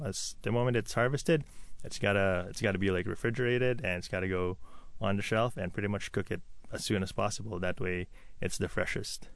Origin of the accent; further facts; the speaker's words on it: Philippines; also born or lived in New York / Toronto; now in Seattle, United States; I grew up in the Philippines